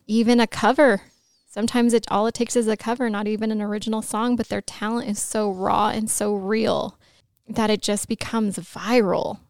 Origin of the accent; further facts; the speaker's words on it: Los Angeles, California, United States; I grew up in Los Angeles